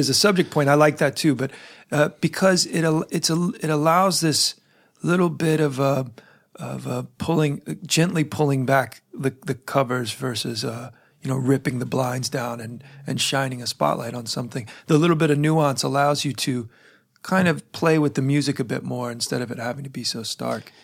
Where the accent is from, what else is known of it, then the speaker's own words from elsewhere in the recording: United States; I'm an American who travels abroad fairly, fairly frequently